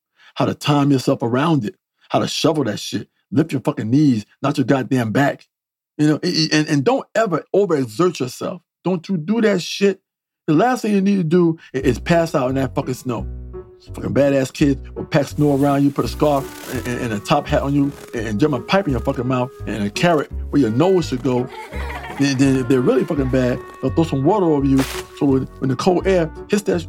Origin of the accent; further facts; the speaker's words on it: New York City, New York, United States; now in Southern California, United States; I live out here in sunny Southern California, I grew up on the East Coast